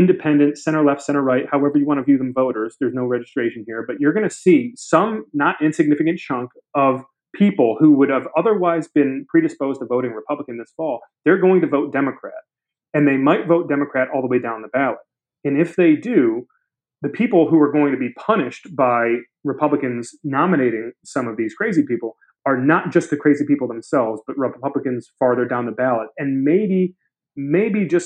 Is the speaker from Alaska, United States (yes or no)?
no; Brighton, Michigan, United States; my home state of Michigan